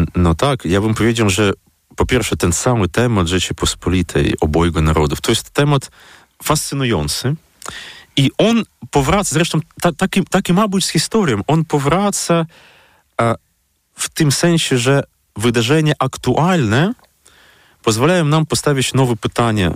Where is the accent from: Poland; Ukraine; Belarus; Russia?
Ukraine; Dnipro, Dnipropetrovsk Oblast; moved away; moje strony rodzinne, to znaczy Dnipro